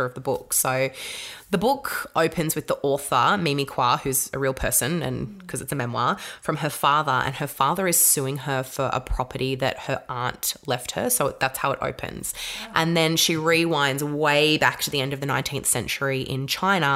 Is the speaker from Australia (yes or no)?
yes; Australia; a white Australian grown up to understand what that journey was like for the kids that I went to school